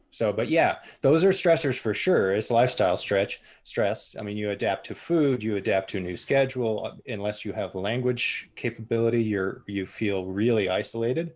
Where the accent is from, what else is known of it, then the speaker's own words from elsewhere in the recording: United States; moved away as an adult; also born or lived in Spain; coming over as an American.